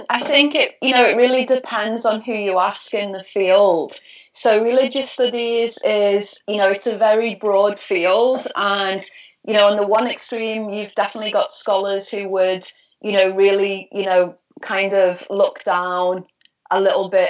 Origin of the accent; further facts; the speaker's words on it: Liverpool, North West England, United Kingdom; I'm from Liverpool. I'm from Liverpool, yeah, in ah. the northwest of England.